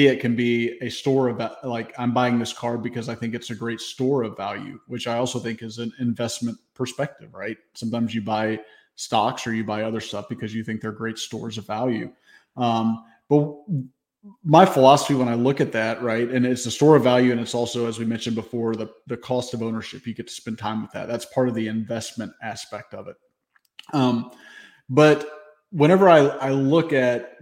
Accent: Memphis, Tennessee, United States; I grew up in Memphis.

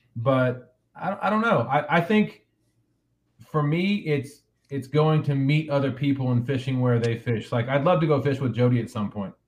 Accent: United States; also born or lived in Central Virginia; now in Virginia, United States; I'm originally from Kansas, Colorado, flat flat plains area

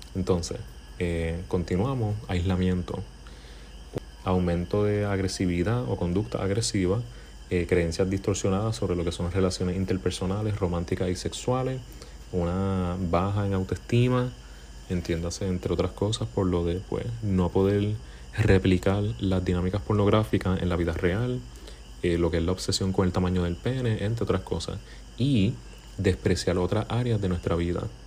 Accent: Puerto Rico; aquí en Puerto Rico, de donde soy

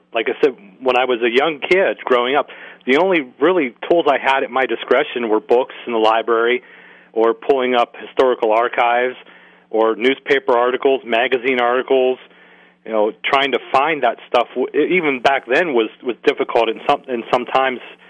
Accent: Greensburg, Pennsylvania, United States; my hometown of Greensburg, Pennsylvania

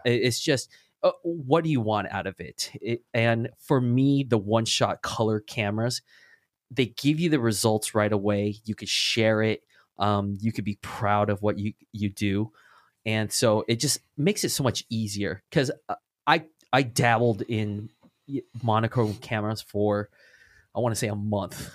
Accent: Orange County, California, United States; I'm from the Orange County

